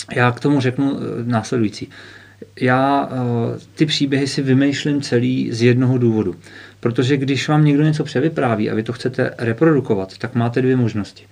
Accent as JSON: {"language": "Czech", "town": "Chomutov", "region": "Ústí nad Labem Region", "country": "Czechia", "tie": "born or raised there", "moved": "yes", "lives_now": "Karlovy Vary, Czechia", "said": "já jsem se narodil v Ústí nad Labem, mm-hmm. pak jsem z rodiči žil dlouho v Chomutově"}